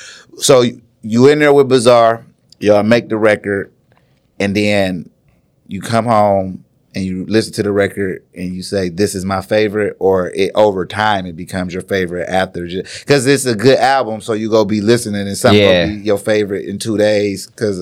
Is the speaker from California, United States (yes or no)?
no; Ann Arbor, Michigan, United States; well, yeah, I opened up for …, like in Ann Arbor, like in my hometown.